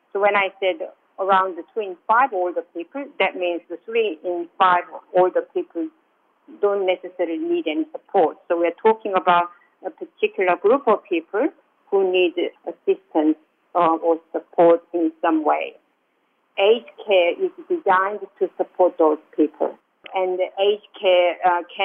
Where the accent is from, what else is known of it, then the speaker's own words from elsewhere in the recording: South Korea; now in Australia; I'm from South Korea